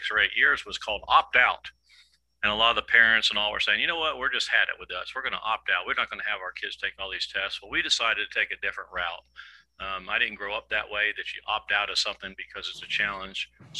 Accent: Daytona Beach, Florida, United States; growing up in Daytona Beach and here on the east coast of Florida

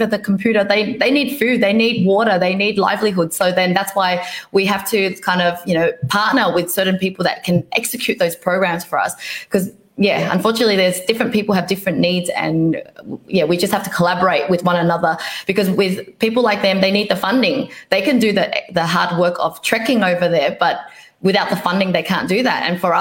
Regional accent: Vietnam; moved away; I was born in Vietnam

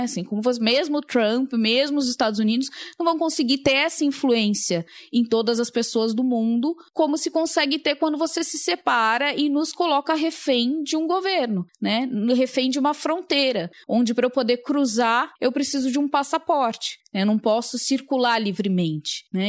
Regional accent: Brazil; nasci no Brasil

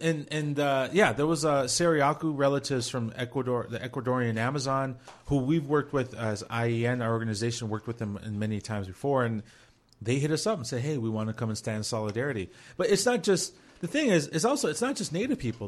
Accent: Minnesota, United States; we're all from Minnesota

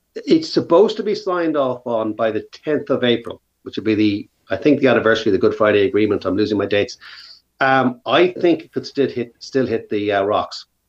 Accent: Ireland; we're a very middle of the road country, and so it's it's a safe environment to work in. And we are English speaking on the edge of Europe.

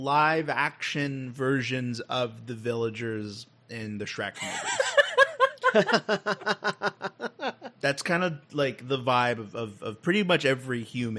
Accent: Texas, United States; Armadillos are the state animal of my home state of Texas.

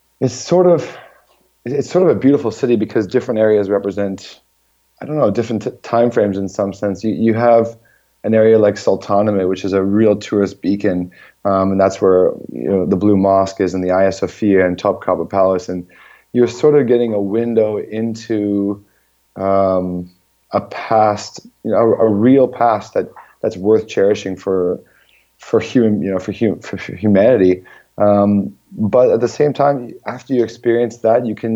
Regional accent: Toronto, Ontario, Canada; moved away as an adult; now in Istanbul, Turkey; I'm back in Toronto for the summer

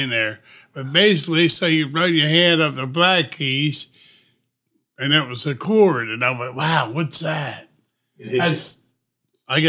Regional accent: Wilmington, Delaware, United States; I was born in Biden country

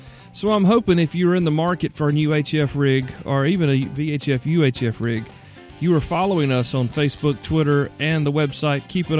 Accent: South Carolina, United States; accent: South Carolina; My South Carolina accent

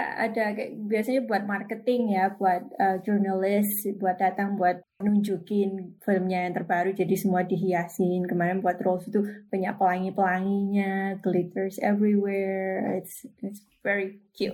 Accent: Indonesia; moved away as an adult; also born or lived in Sumatra / Surabaya, East Java / New York; now in California, United States; dulu saya tinggalnya lahirnya di Sumatera terus sekolah di Upaya, di Surabaya

